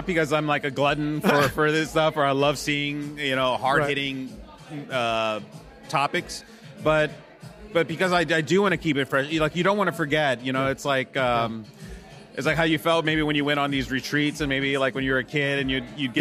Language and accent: English; United States; also born or lived in Texas; as an American. I mean, even living in Texas